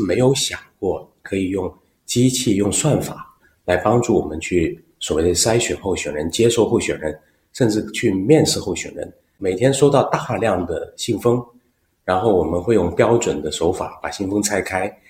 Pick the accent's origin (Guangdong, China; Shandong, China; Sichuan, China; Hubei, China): Guangdong, China; Guangzhou; accent: southern; now in Beijing, China; 我是土生土长广州人。